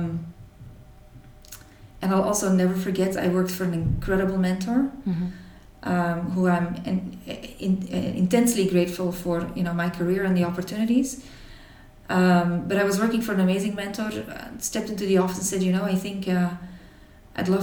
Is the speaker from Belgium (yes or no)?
yes; Belgium; I grew up in Belgium, in a small town here, with a dedicated family